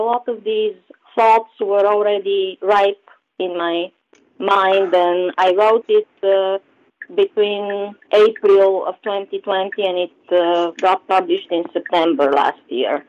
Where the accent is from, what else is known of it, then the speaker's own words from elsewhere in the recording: Sofia, Sofia City, Bulgaria; moved away as an adult; now in United States; I was born and raised in Sofia, which is the capital of Bulgaria, and I spent the first half of my life today under communism, and the second half in the United States.